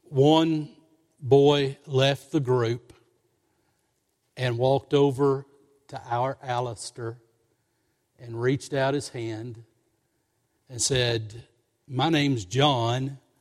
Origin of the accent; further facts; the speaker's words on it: Somerset, Kentucky, United States; moved away; also born or lived in Lexington, Kentucky; we moved from Lexington down to Somerset, that was sweet to me. I was going back to, to our family hometown.